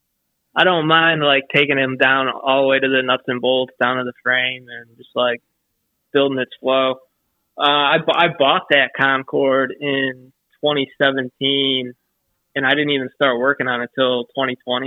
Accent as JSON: {"language": "English", "town": "Cleveland", "region": "Ohio", "country": "United States", "said": "I'm from Cleveland"}